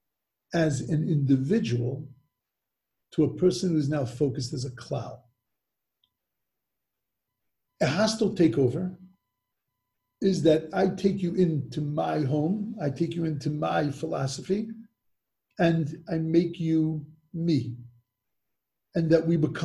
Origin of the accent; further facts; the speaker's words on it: United States; as an American